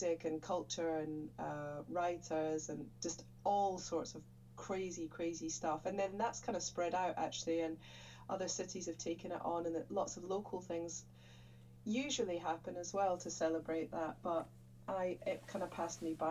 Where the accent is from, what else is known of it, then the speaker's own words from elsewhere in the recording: Scotland, United Kingdom; I'm Scottish